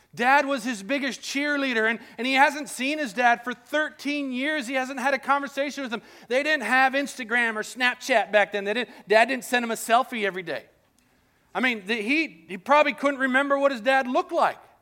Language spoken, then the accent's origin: English; Colombia; moved away; I grew up in Colombia